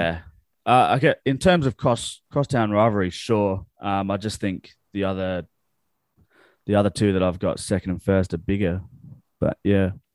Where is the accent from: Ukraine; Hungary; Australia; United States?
Australia; Adelaide, South Australia; we're from Adelaide